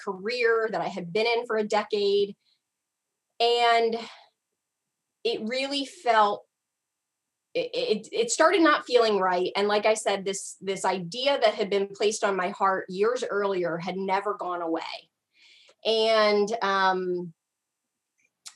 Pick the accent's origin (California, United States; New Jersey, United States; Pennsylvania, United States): Pennsylvania, United States; South Central Pennsylvania near Hershey, United States; moved away as an adult; also born or lived in Atlanta, United States; now in Baltimore, United States; I am originally from South Central Pennsylvania near Hershey